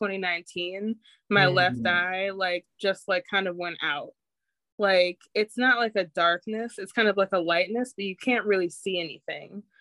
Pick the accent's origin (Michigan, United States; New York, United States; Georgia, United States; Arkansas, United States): Michigan, United States; also born or lived in California; I'm from Michigan